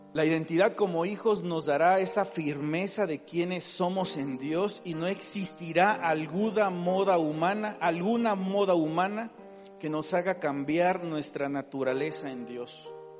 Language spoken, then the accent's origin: Spanish; Mexico; Tenemos la mentalidad como mexicano